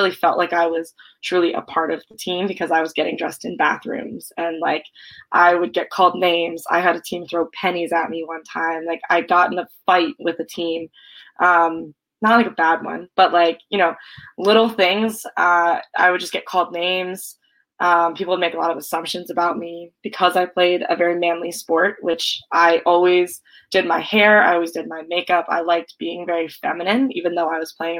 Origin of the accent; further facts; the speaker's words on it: Severna Park, Maryland, United States; now in Massachusetts, United States; I grew up in Severna Park, Maryland